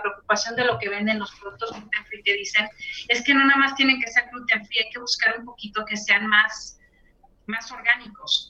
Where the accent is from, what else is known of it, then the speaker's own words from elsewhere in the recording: Tampico, Tamaulipas, Mexico; mi ciudad natal, Tampico